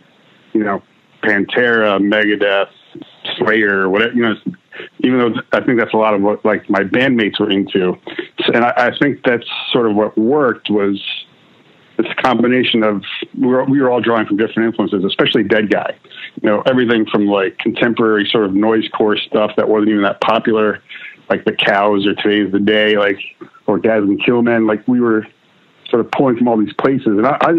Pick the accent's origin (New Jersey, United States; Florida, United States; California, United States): New Jersey, United States; I grew up in the Jersey suburbs, really.